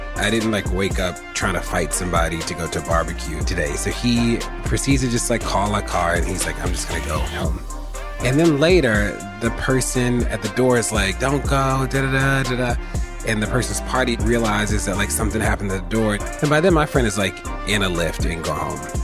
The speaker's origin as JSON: {"language": "English", "town": "Baltimore", "region": "Maryland", "country": "United States", "tie": "born or raised there", "said": "somebody who was born and raised in Baltimore and somebody who lives in Baltimore"}